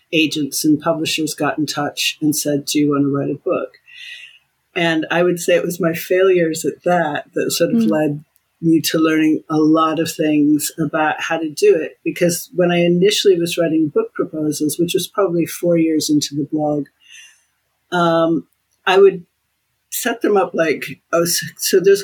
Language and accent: English; United States; moved away as an adult; now in United Kingdom; my place as an American in the world